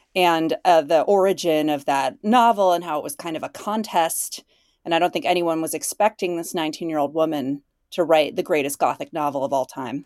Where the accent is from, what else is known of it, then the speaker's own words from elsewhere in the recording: Illinois, United States; moved away as an adult; also born or lived in Chicago, United States / Minneapolis, United States; where I grew up in Illinois